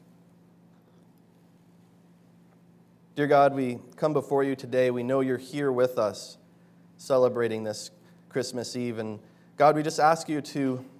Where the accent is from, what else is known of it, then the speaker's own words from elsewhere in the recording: Bozeman, Montana, United States; moved away; Back in my hometown, Bozeman, Montana